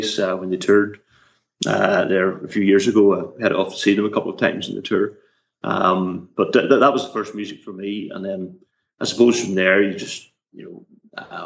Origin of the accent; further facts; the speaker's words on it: Northern Ireland, United Kingdom; I grew up in Northern Ireland. Still live here